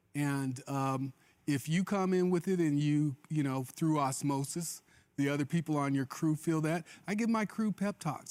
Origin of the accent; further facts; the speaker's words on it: Mobile, Alabama, United States; I was born in Mobile, Alabama